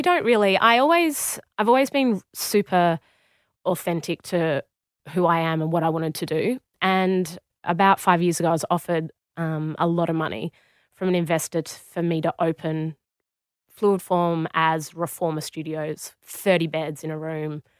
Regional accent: Australia; moved away as an adult; also born or lived in Warrington, United Kingdom; I walked in as an Australian

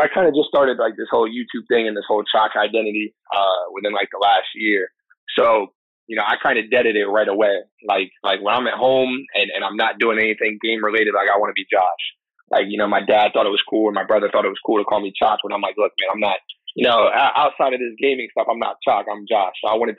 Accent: Tampa, Florida, United States; now in New York, United States; I'm from Florida. What part? Tampa.

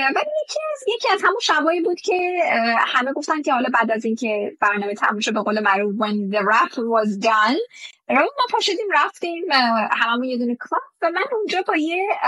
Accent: Iran; now in Dubai, United Arab Emirates

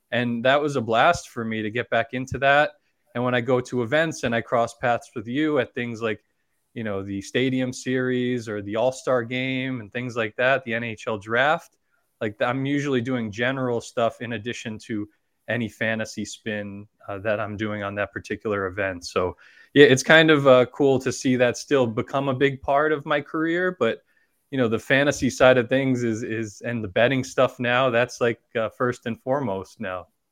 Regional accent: Long Island, New York, United States; growing up on Long Island and having family up in Rochester

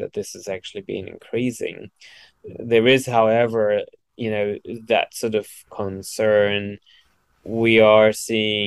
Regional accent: Germany; now in Australia; I'm originally from Germany

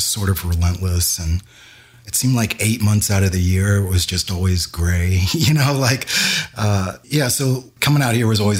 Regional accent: New Jersey, United States; I came from New Jersey, and actually rode my motorcycle from New Jersey to here

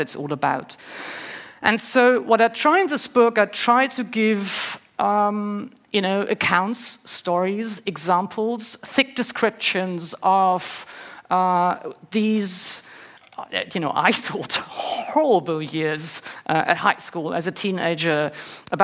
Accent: Northern Germany, Germany; I grew up in Germany, in the north of Germany, in the 70s and 80s

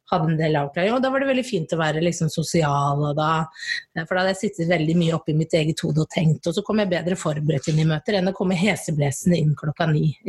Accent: Bærum, Akershus, Norway; Jeg er fra Bærum

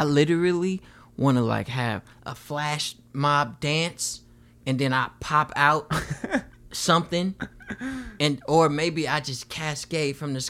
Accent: Philippines; I mean, I'm Filipino, so I'd probably just go to the Philippines.

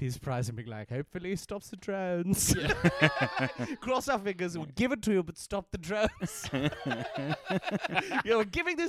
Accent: England, United Kingdom; occasionally I'm from England, and there is a bit of German there as well.

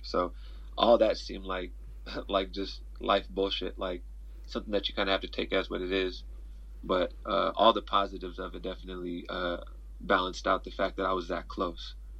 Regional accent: near Mt. SAC, California, United States; 30 minutes from my hometown, so it's like a home meet for me

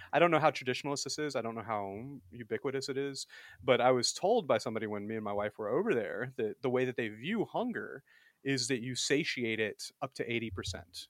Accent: Alabama, United States; I was born and raised in the Deep South, actually. I'm from Alabama

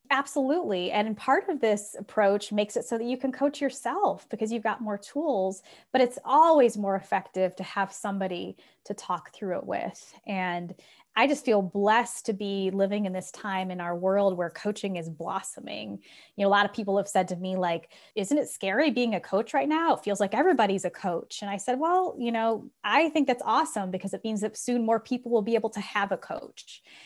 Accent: Republic, Ohio, United States; also born or lived in Silicon Valley, California; I was born and raised in Republic, Ohio, population 600

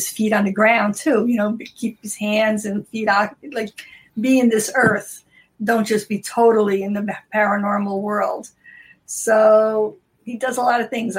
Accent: Newark, New Jersey, United States; also born or lived in Brazil; We grew up in Newark and walking the city streets like this

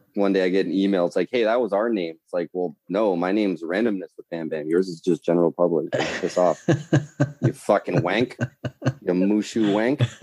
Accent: north of Toronto, Ontario, Canada

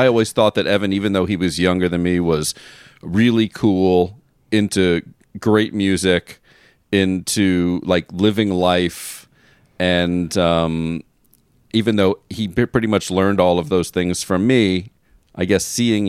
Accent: Florida, United States; we grew up in Florida.

